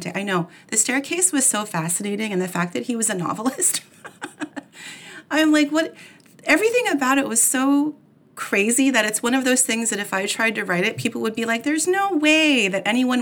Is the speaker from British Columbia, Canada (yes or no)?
no; Oakville, Ontario, Canada; It was a coffee shop here in my hometown of Oakville, Ontario, Canada